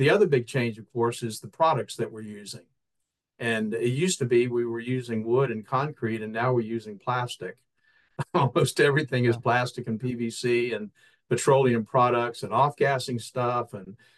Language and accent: English; Florida, United States; I grew up in Florida